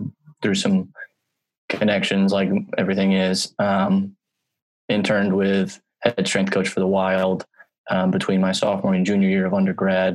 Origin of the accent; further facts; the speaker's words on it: Eagan, Minnesota, United States; I grew up right outside St. Paul, Minnesota, in a town called Eagan